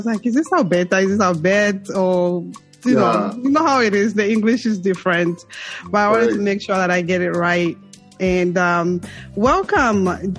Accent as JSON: {"language": "English", "country": "Zambia", "moved": "yes", "lives_now": "United States", "said": "I came from Zambia to the U.S., New York."}